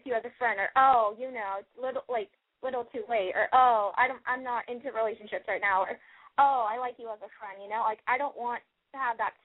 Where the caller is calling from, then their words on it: Los Angeles, California, United States; I'm calling from L.A.